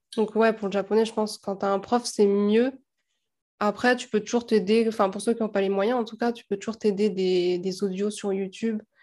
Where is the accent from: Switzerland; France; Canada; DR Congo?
France; nous, en tant que Français